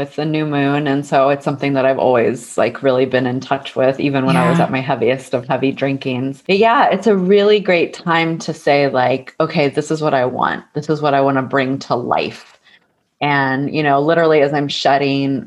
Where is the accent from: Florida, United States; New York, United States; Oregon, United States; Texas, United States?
Texas, United States; moved away as an adult; also born or lived in San Francisco, California / Topanga Canyon, California; I grew up in Texas